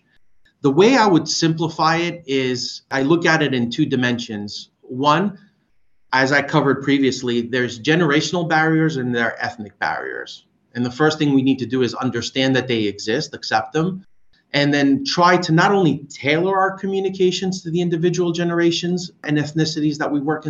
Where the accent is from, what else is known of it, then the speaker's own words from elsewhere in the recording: Greece; moved away; Growing up in Greece